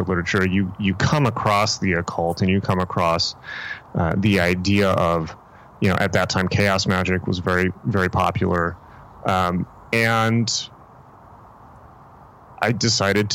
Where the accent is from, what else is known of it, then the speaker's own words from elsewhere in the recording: San Diego, California, United States; when I was growing up, you know, in San Diego